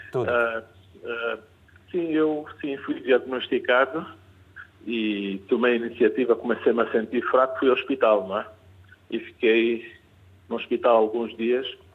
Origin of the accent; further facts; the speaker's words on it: Mozambique; sou moçambicano